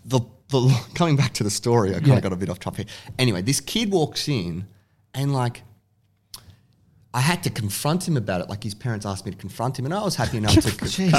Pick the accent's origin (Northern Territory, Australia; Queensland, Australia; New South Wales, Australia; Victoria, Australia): Victoria, Australia; Williamstown; I grew up like kind of Williamstown, Newport area.